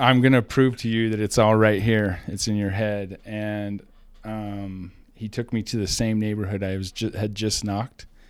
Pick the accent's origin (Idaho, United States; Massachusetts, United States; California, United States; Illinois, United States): Idaho, United States; Rexburg; small town, Idaho boy.